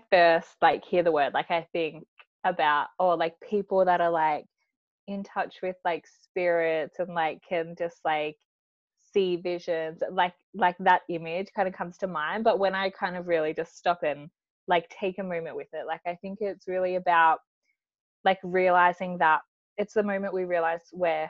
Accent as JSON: {"language": "English", "country": "Australia", "also_born_or_lived": "Mildura, Victoria", "said": "I am from Australia, but I live in a town called Mildura"}